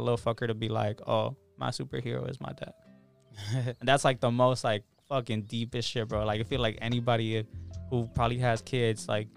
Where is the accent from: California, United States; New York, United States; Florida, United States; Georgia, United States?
California, United States; Los Angeles; I grew up in South Central